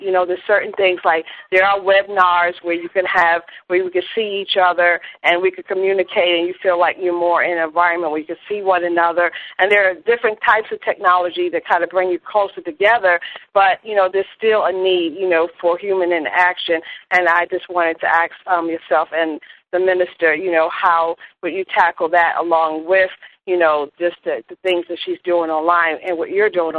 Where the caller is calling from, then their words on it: Fredericksburg, Virginia, United States; I'm calling from Fredericksburg, Virginia.